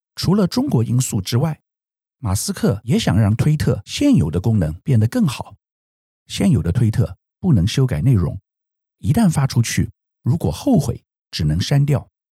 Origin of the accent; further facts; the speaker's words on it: Taiwan; 我们台湾人一般很少用推特